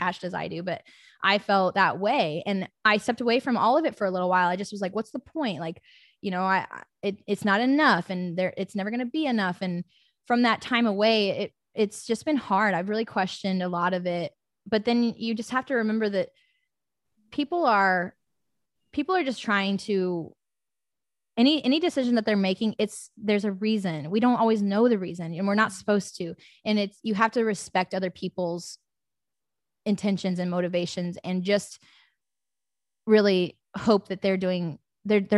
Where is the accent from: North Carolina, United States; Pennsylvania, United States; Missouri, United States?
Missouri, United States; Lee's Summit; now in Indiana, United States; I'm from Lee Summit, Missouri, and my ass lives in Indiana somehow